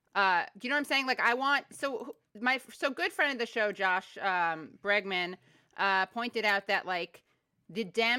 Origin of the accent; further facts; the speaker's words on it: New York, United States; I'm a New Yorker